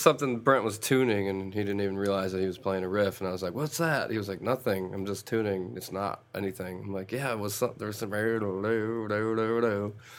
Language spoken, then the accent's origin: English; Rochester, New York, United States; moved away as an adult; now in Atlanta, United States; I'm originally from Rochester, New York